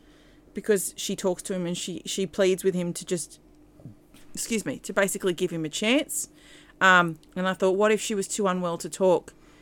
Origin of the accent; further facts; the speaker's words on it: Australia; We're saying it as an Australian.